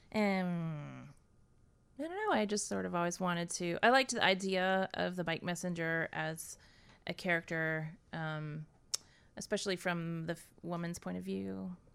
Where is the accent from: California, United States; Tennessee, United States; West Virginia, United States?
Tennessee, United States; Nashville; moved away as an adult; also born or lived in Boston; I grew up in Nashville, Tennessee